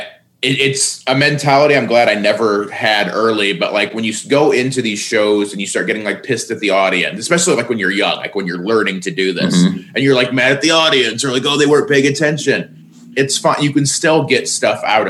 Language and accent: English; Indiana, United States; moved away; also born or lived in Terre Haute, Indiana / Los Angeles; Terre Haute, but it's not exactly a bustling metropolis. It's, it's a big Indiana town